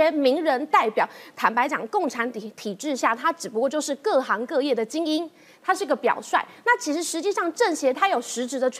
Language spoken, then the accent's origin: Chinese; Taiwan; 我们台湾人